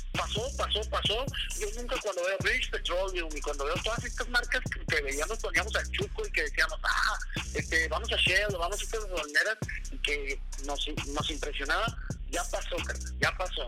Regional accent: Chihuahua, Mexico; yo soy de Chihuahua

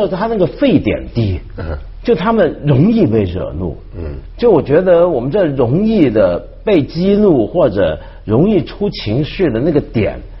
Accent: Hong Kong; 对，因为这一点，你刚才说，就我们香港人啊，

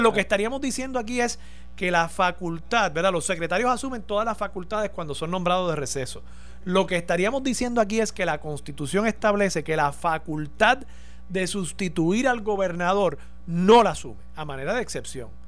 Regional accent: Puerto Rico; nosotros como puertorriqueños

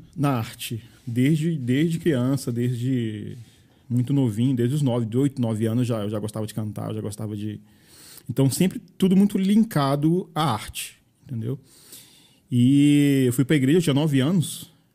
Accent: Maranhão, Brazil; moved away as an adult; now in Caldas Novas, Brazil; Eu sou maranhense

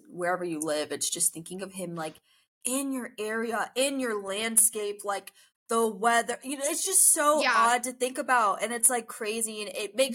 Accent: Fort Lauderdale, Florida, United States; but we would pass this house every day in my hometown of Fort Lauderdale. Love, another Florida girlie.

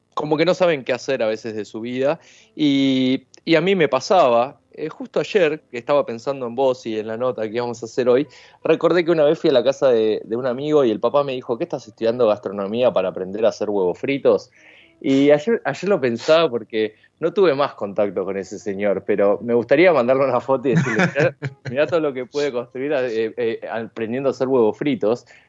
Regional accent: Castelar, Buenos Aires Province, Argentina; now in Ramos Mejía, Argentina; soy, soy de Castelar, pero realmente actualmente vivo en Ramos Mejía

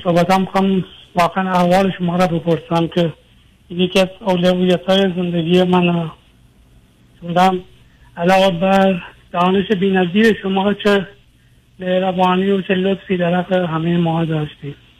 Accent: Iran; moved away as an adult; now in Europe; من تقریبا یه چهار سالی هست که از ایران آمدم بیرون اروپا

